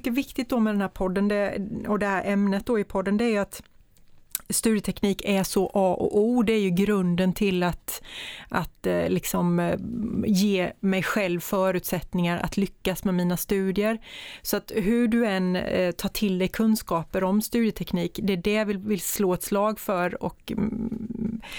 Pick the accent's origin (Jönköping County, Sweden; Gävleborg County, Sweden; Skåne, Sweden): Jönköping County, Sweden; Värnamo